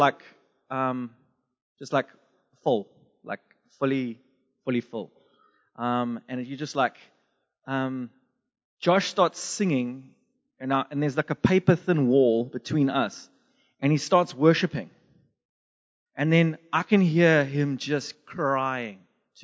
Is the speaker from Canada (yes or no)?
no; Durban, KwaZulu-Natal, South Africa; moved away; also born or lived in Zimbabwe / England / United States; I was born in Zimbabwe, bred in Durban, South Africa, and I lived in England and America